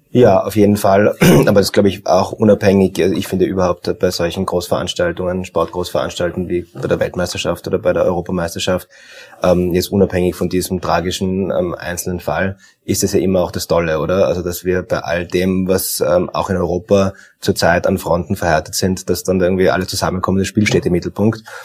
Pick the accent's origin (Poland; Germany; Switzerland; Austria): Austria; Tyrol; now in Vienna, Austria; ich bin ja gebürtiger ähm, gebürtiger Tiroler